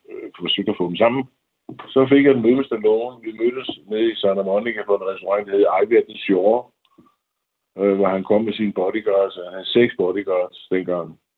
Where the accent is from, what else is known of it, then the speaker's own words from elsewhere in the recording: Denmark; moved away as an adult; also born or lived in Hollywood; som dansker